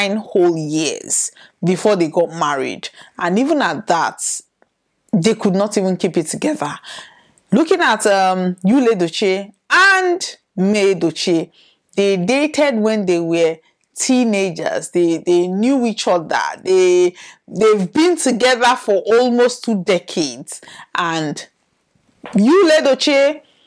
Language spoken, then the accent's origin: English; the East, South East Nigeria, Nigeria; I am from the East. I am Igbo by tribe